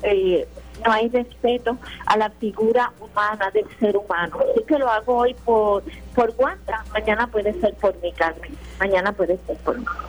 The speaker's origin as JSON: {"language": "Spanish", "country": "Puerto Rico"}